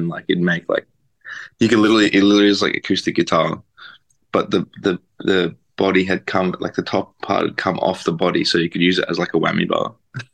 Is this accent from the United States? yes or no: no; Melbourne, Victoria, Australia; born and raised, baby.